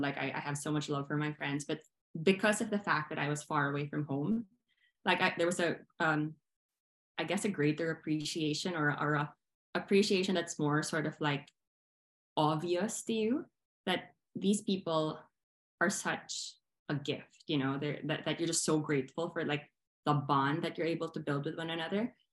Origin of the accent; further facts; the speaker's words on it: Philippines; moved away as an adult; also born or lived in Manila; I am Filipino. I was born there, I was raised there.